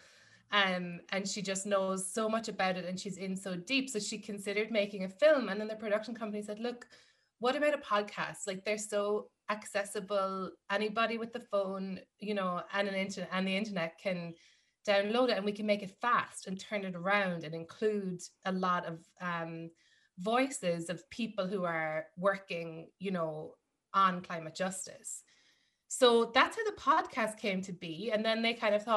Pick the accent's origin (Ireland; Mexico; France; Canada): Ireland; moved away as an adult; now in New York, United States; growing up in Ireland, yes, there are things like I'm from a farming family